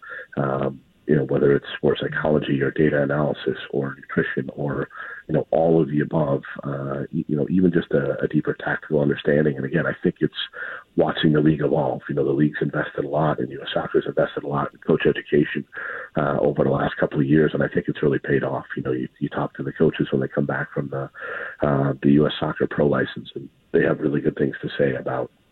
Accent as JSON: {"language": "English", "country": "United States", "said": "for myself as an American"}